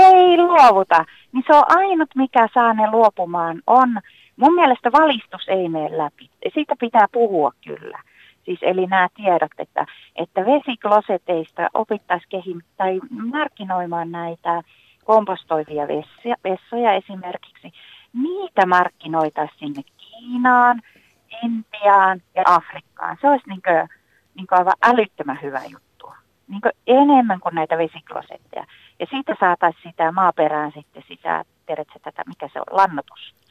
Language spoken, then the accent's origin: Finnish; northern Finland, Finland; mä pohjoisessa kotoisin